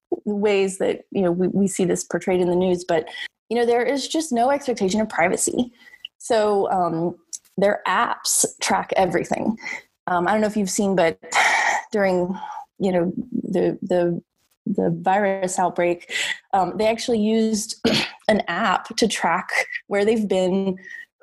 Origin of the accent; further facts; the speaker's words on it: United States; moved away as an adult; now in Shanghai, China; as an American